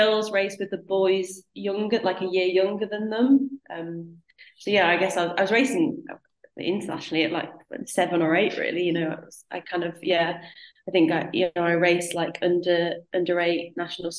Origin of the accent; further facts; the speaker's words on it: North East England, United Kingdom; I lived in the northeast, and I joined a club called Cleveland Wheelers